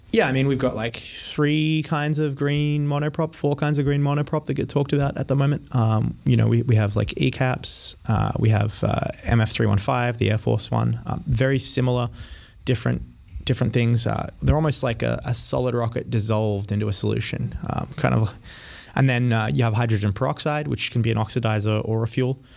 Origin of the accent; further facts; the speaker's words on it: Australia; also born or lived in France / Colorado; now in United States; I grew up in Australia